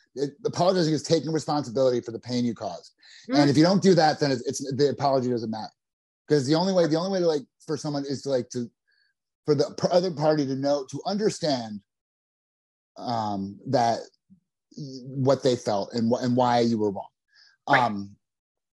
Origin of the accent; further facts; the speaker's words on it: New Jersey, United States; I'm from New Jersey